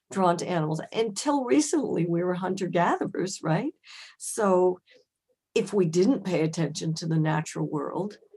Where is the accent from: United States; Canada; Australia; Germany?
Germany; born there; I was born in Germany, and they took me to the Frankfurt Zoo.